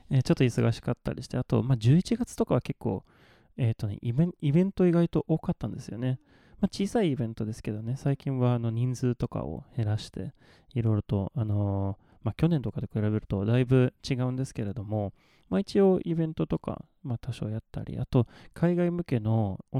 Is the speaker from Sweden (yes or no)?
yes; southern Sweden, Sweden; Japanese is a second language; はねあのスウェーデンで、まあ、南スウェーデンが出身なので、まあ、寒くなっても大体マイナス5度とかそれぐらい